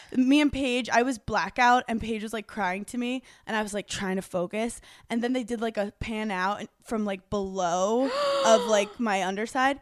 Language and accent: English; New York City, New York, United States; I grew up in New York City